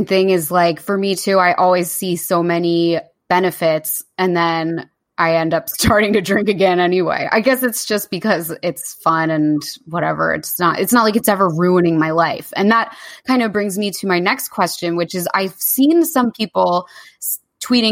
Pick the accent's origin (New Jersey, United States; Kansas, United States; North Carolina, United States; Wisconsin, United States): New Jersey, United States; Jersey Shore; moved away as an adult; also born or lived in New York; now in London, United Kingdom; I'm from the Jersey Shore